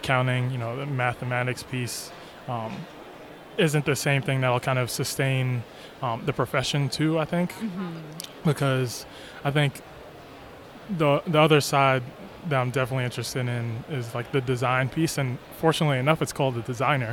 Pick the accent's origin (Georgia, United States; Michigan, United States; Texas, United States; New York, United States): New York, United States; I'm from New York